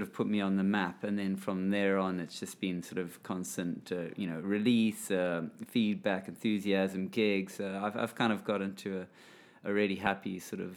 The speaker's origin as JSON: {"language": "English", "country": "Zimbabwe", "tie": "born or raised there", "said": "I grew up in Zimbabwe"}